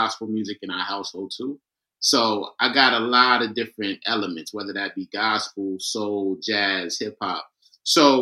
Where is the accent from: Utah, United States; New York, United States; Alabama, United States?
New York, United States; New York City; Born and raised in Queens, New York.